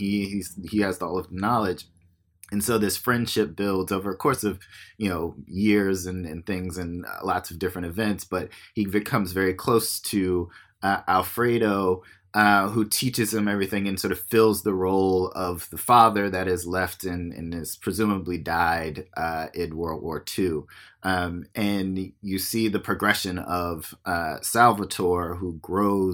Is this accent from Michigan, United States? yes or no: no; Virginia Beach, Virginia, United States; moved away; I'm from Virginia Beach, Virginia.